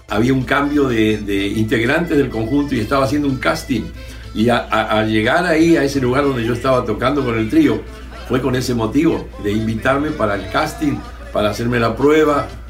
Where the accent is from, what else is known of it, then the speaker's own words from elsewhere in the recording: Argentina; yo soy de Argentina